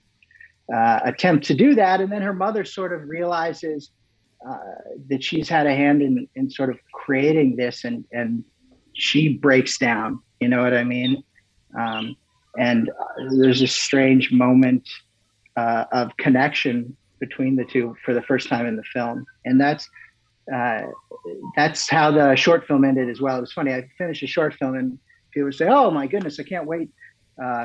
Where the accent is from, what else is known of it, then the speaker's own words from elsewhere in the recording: McLean, Virginia, United States; growing up where I grew up in Northern Virginia